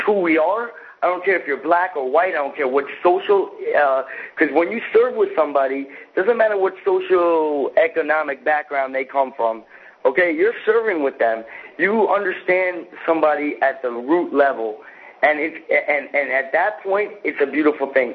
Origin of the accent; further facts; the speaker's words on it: the South, United States; I grew up in the South